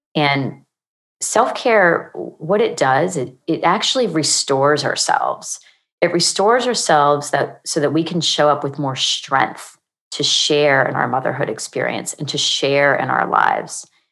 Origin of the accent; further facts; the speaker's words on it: Pennsylvania, United States; moved away as an adult; also born or lived in Virginia / Maryland; now in Charlotte, United States; I'm originally from Pennsylvania